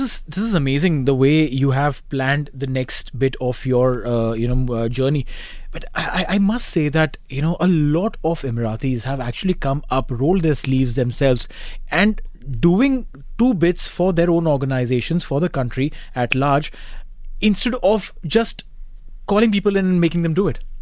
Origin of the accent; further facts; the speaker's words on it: India; being an Indian